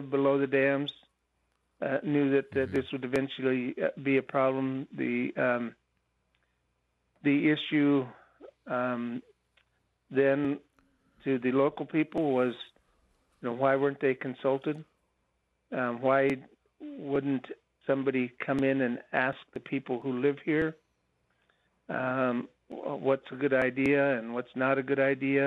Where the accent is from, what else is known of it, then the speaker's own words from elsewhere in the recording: Happy Camp, California, United States; I was born and raised in Happy Camp, California